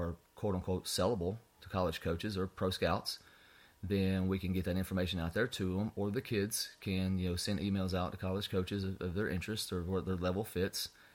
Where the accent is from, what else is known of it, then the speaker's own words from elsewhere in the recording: North Alabama, United States; moved away as an adult; now in South Alabama, United States; born and raised in North Alabama